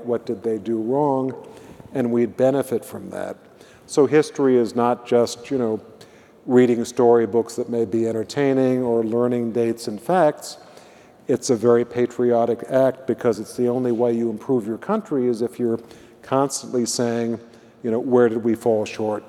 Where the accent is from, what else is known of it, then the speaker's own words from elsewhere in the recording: Illinois, United States; moved away; I come from Illinois